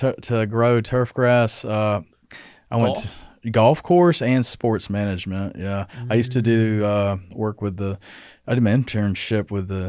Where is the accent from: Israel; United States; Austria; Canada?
United States; Athens; So I'm from Athens, right outside of Athens, actually.